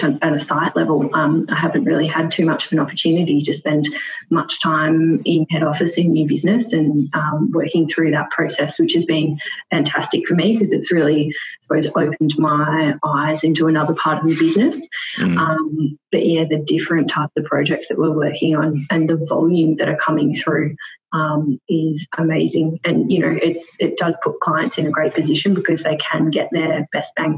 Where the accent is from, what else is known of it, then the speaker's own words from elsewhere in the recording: Melbourne, Victoria, Australia; moved away as an adult; also born or lived in Perth; now in Sydney, Australia; So I'm originally from Melbourne, spent most of my time in Melbourne, moved to Perth for 2.5 years, and then I relocated at the start of this year to Sydney.